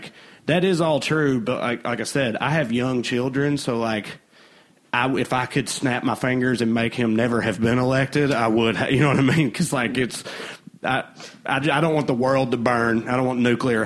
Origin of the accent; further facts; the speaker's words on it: Tennessee, United States; accent: Southern; moved away as an adult; also born or lived in Knoxville, Tennessee; now in Burbank, United States; I grew up in the South, in Tennessee specifically, originally in a very small town, and then later like a small college town, and then Knoxville for a few years where I started comedy.